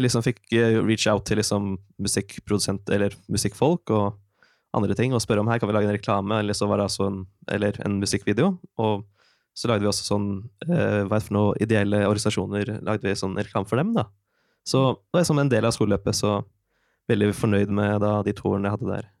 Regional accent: Oslo, Norway; moved away as an adult; now in Trondheim, Norway; Jeg kommer egentlig fra Oslo

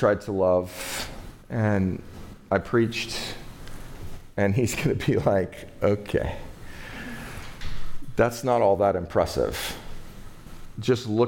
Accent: United States; growing up in the United States of America as a human being, a male

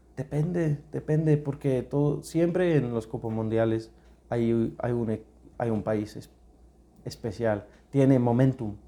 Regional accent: United Kingdom; Spanish is a second language; moved away as an adult; also born or lived in Thailand / Spain; now in Ecuador; soy británico, una mezcla de inglés y escocés

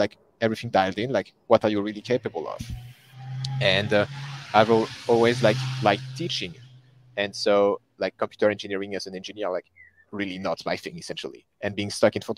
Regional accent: close to Paris, Île-de-France, France; English is a second language; also born or lived in Sweden; So born and raised in France, close to Paris, so the capital city

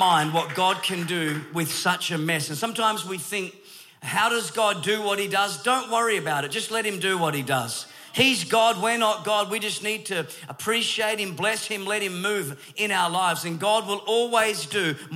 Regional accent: Perth, Western Australia, Australia; I am from Australia, born in Perth, Western Australia

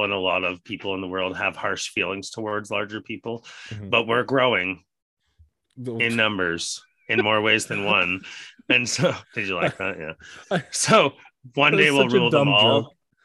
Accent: Canada; as a Canadian

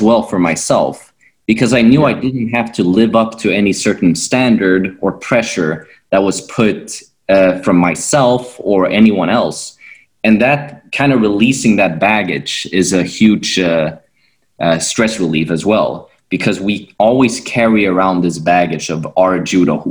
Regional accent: Sweden; I'm from Sweden and this is where I've grown up doing judo

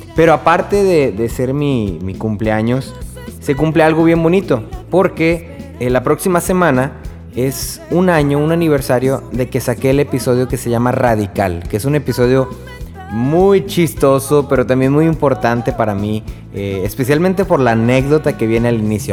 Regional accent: Texas, United States; yo soy de Texas

